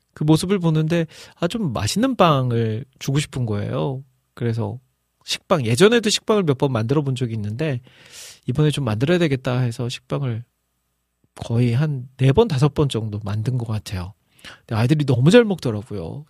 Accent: Iksan, North Jeolla, South Korea; moved away; 제가 저희 고향, 고향이 익산이잖아요

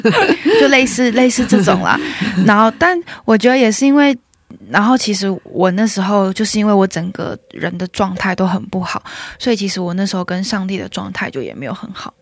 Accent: Taiwan; moved away as an adult; now in South Korea; 我就是台湾人

